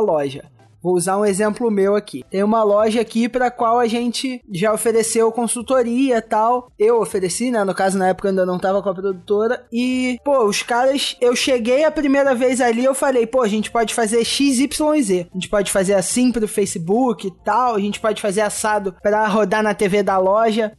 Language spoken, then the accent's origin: Portuguese; Maricá, Rio de Janeiro, Brazil; Eu sou de Maricá, é, tipo, perto do Rio